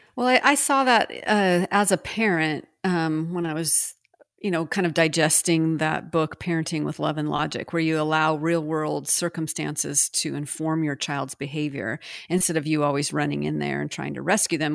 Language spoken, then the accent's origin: English; United States; also born or lived in France